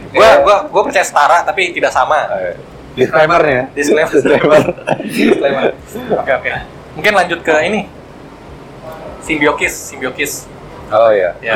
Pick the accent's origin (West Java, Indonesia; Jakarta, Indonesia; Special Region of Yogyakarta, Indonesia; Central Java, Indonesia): West Java, Indonesia; Bekasi; saya dari Bekasi loh.